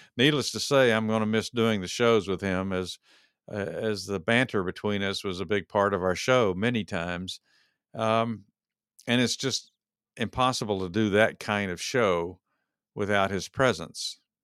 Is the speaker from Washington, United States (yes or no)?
no; Texas, United States; moved away; I'm from Texas originally